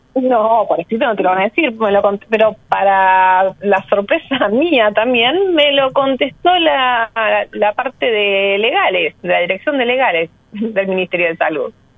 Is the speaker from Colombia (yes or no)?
no; Buenos Aires, Argentina; yo soy porteña, vivo a seis cuadros de acá